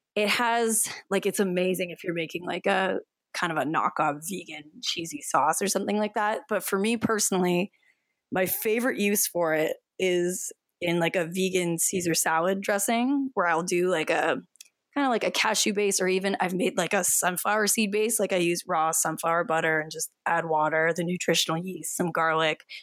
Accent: Canada; I am from Canada

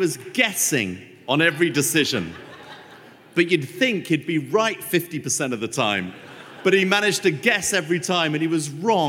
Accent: England, United Kingdom; For me, this is like, this is not what I signed up for as an Englishman.

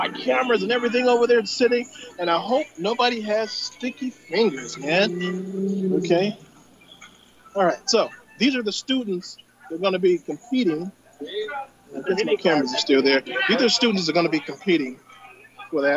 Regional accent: San Bernardino, California, United States; I'm from the desert, man. I'm from San Bernardino

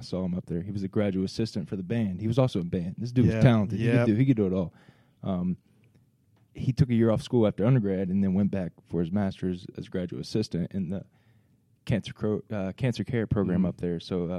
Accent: Dayton, Ohio, United States; moved away as an adult; now in China; So I was born in Dayton, but this Oregon district is right by University of Dayton.

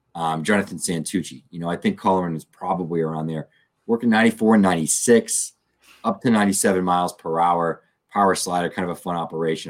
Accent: United States; North Attleboro, Massachusetts, not too far from my hometown, only about 25 minutes from me

